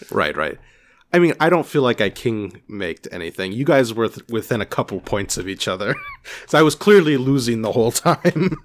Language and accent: English; California, United States; now in Boston, United States; I'm from California